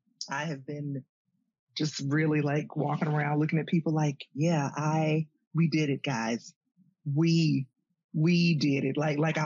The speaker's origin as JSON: {"language": "English", "town": "Columbus", "region": "Georgia", "country": "United States", "tie": "born or raised there", "also_born_or_lived": "Athens, Georgia", "moved": "yes", "said": "I was born in Columbus, Georgia. So, you know, that's my, hometown. I was born what was then called the Medical Center."}